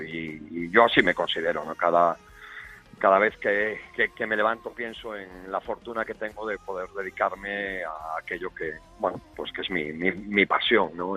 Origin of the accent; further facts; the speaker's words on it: Santiago de Compostela, Galicia, Spain; yo nací en Santiago de Compostela